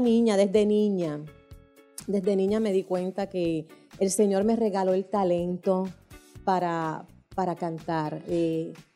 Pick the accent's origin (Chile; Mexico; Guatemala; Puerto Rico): Puerto Rico; San Juan; vivíamos mucha gente ahí en esa comunidad en San Juan y en San Juan, soy de San Juan, oriunda de allá